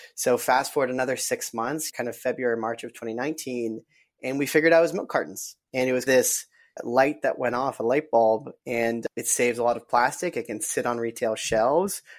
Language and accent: English; Colorado, United States; I'm from Colorado